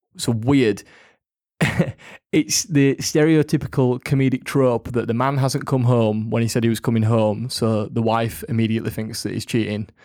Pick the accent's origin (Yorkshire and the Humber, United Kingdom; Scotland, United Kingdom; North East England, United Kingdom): Yorkshire and the Humber, United Kingdom; We are from Yorkshire